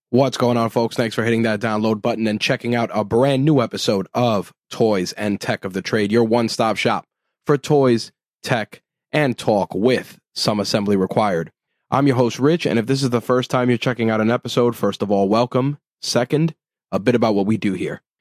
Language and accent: English; New York City, New York, United States; as a New Yorker, uh, living in the borough of Queens here in New York City